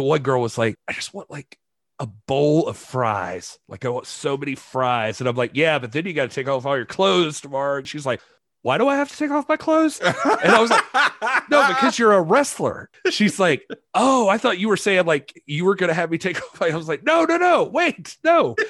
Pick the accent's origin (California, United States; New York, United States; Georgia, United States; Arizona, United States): Georgia, United States; I grew up in Georgia